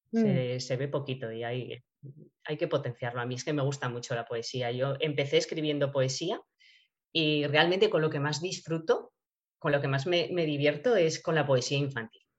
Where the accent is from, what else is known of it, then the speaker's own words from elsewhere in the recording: Borja, Aragon, Spain; haré una presentación también en Borja, en mi pueblo, pues, estuve hablando con, el concejal de cultura